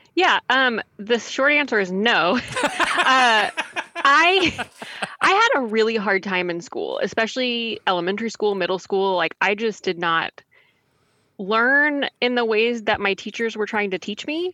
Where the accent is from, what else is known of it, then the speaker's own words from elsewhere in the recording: Texas, United States; moved away as an adult; now in Raleigh, United States; I'm originally from Texas